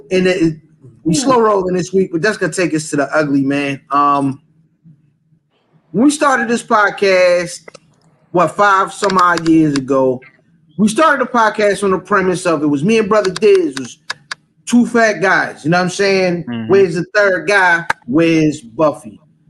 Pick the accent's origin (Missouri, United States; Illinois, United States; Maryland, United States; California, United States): Maryland, United States; Severn; I'm from Severn. We got ….